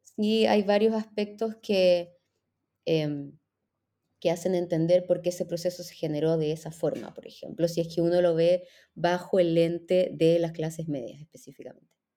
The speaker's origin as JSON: {"language": "Spanish", "country": "Chile", "also_born_or_lived": "Israel", "moved": "as an adult", "said": "soy chilena, eh, soy historiadora, eh, hice mi, primer título en Chile y después la maestría y el doctorado"}